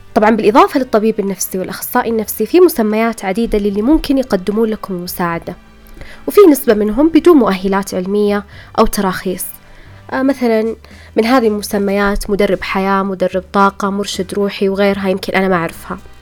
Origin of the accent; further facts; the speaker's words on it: Saudi Arabia; هنا عندنا بالسعودية